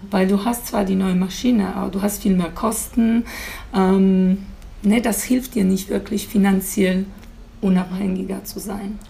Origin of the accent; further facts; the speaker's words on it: Poland; German is a second language; moved away as an adult; now in Germany; ich komme aus Polen ursprünglich und ich bin vor, äh, bin vor knapp 17 Jahren hier nach Deutschland gekommen